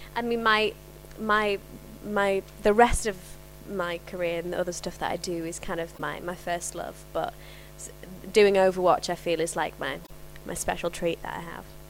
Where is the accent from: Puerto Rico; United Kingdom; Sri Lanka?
United Kingdom; Yorkshire and the Humber; accent: Cockney; moved away; I'm from Yorkshire and there wasn't a huge amount of opportunities up there for me